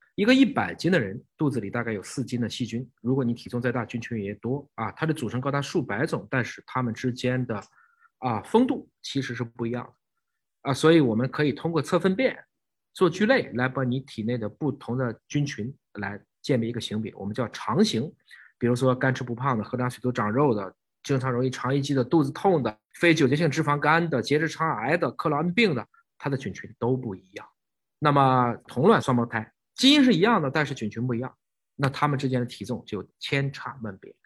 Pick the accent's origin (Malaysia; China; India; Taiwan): China; 我们是中国人